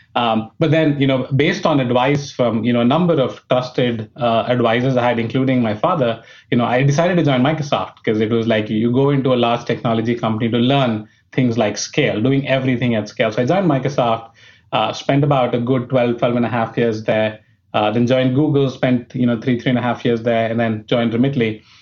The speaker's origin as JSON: {"language": "English", "town": "New Delhi", "region": "Delhi", "country": "India", "tie": "born or raised there", "moved": "as an adult", "said": "I was born in India, uh, brought up in New Delhi, which was the capital"}